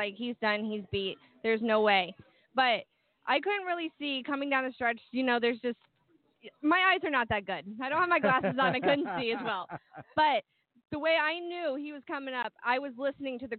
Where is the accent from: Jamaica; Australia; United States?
United States; Ohio; I'm from Ohio